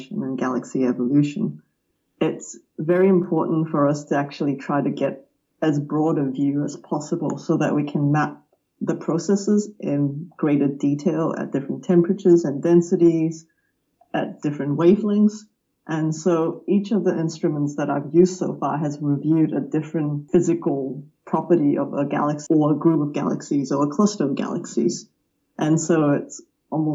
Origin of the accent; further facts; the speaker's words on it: Melbourne, Victoria, Australia; I grew up outside of Melbourne in a suburb named Wantirna South in Victoria.